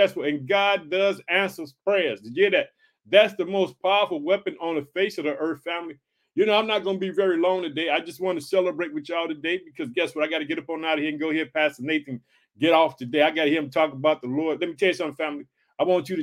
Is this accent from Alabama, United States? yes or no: no; Illinois, United States